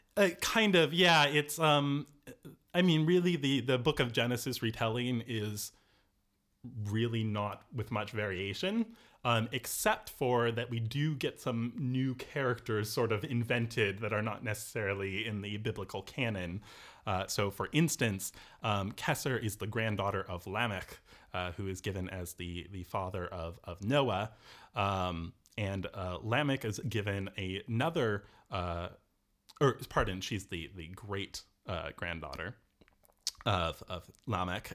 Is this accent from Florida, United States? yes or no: no; Seattle, Washington, United States; moved away as an adult; now in Cork, Ireland; I'm from Seattle originally